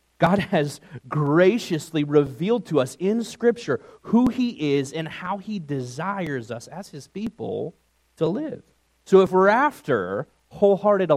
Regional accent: New York, United States; moved away; my days growing up in New York

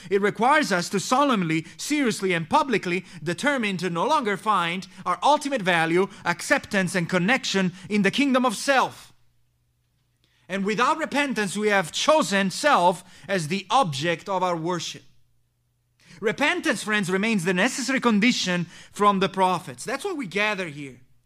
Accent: Messina, Sicily, Italy; My home country is this town of Messina, located there in the island of Sicily.

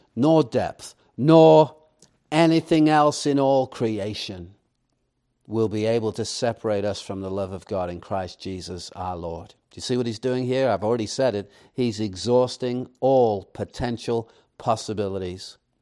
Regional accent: England, United Kingdom; moved away; I, I grew up in England

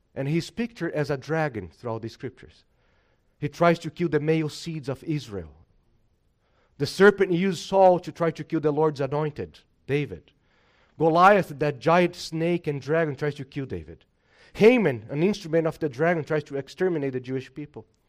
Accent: Brazil; moved away; I'm from Brazil

